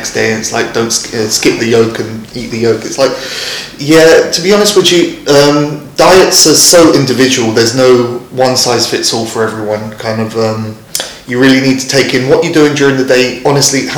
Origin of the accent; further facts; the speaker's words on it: London, United Kingdom; I'm from London